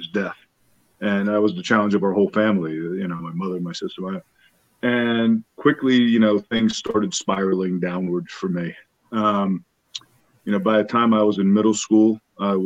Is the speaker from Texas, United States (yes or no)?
no; Sayville, New York, United States; also born or lived in Bronx, New York; I was born in the Bronx, New York. And right away, we moved out to the east end of Long Island